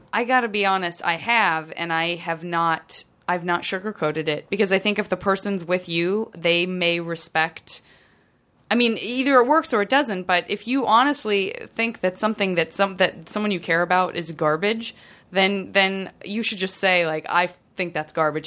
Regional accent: San Francisco, California, United States; growing up in San Francisco

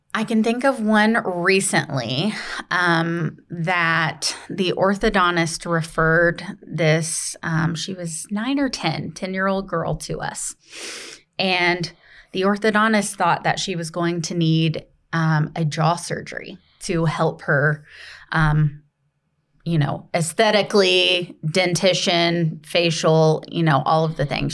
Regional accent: Kentucky, United States; moved away as an adult; also born or lived in Indiana; now in Greenville, United States; born and raised in Kentucky.

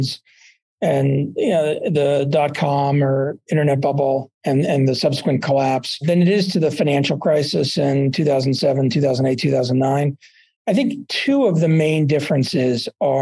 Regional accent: Dallas, Texas, United States; also born or lived in Boulder; now in Aspen, United States; I grew up in Dallas.

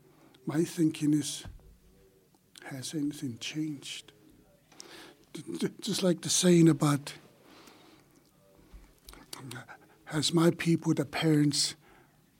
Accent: Siksika, Alberta, Canada; moved away as an adult; now in Calgary, Canada; I'm from Siksika, but I've been in the city almost 39 years.

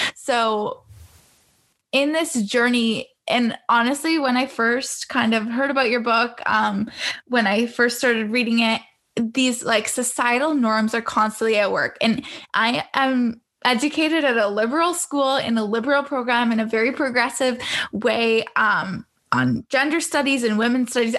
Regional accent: Toronto, Ontario, Canada; growing up in Canada, I'm not sure if you visited Canada before, but I would consider where I grew up in the GTA, Greater Toronto area

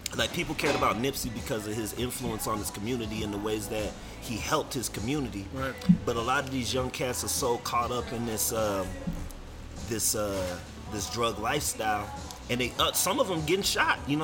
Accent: Denver, Colorado, United States; also born or lived in California / Las Vegas; I came out here like middle school, high school.

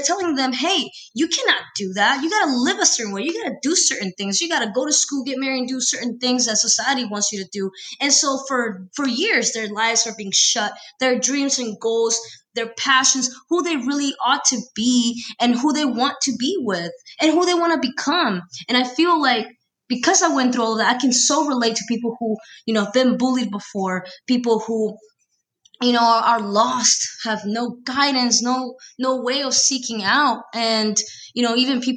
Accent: Peru; moved away; born and raised in Peru, I've been here for 13 years

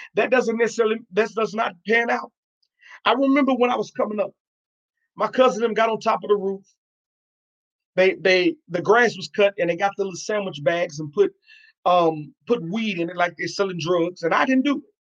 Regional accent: New York, United States; now in Arkansas, United States; I'm originally from New York

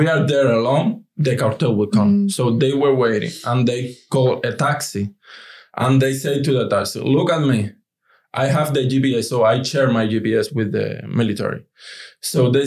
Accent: Cuba; English is a second language; moved away as an adult; now in United States; who is Cuban? And we say, yes, we are

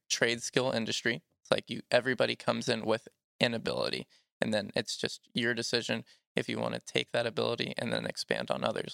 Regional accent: Georgia, United States; I grew up here in Georgia

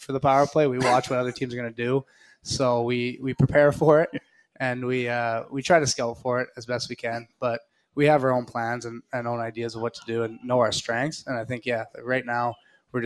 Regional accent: Winnipeg, Manitoba, Canada; now in Raleigh, United States; we're both from Western Canada, both born in Manitoba

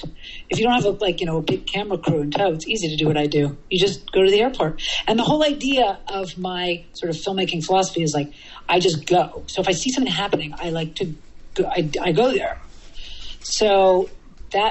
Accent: New York City, New York, United States; I'm from New York City

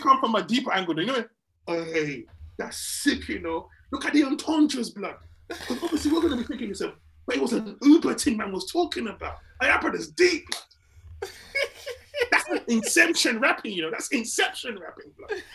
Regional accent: England, United Kingdom; also born or lived in Nigeria; I am Nigerian. I've grown up in England.

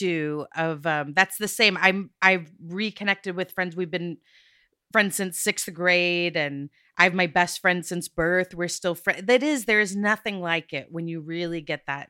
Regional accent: Texas, United States; I'm from Texas.

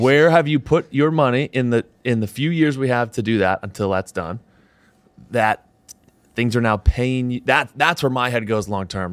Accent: Southern New Hampshire, United States; moved away; I'm from Southern New Hampshire originally

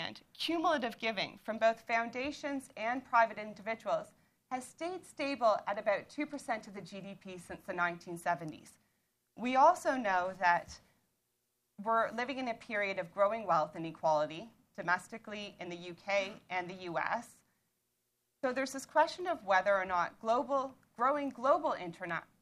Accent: Toronto, Ontario, Canada; moved away as an adult; now in Colchester, United Kingdom; as you can tell from my accent, I'm from Toronto

